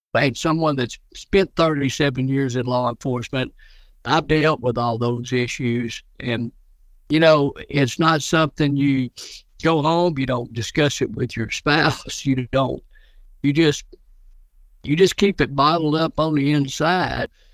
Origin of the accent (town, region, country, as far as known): Arkansas, United States; accent: southern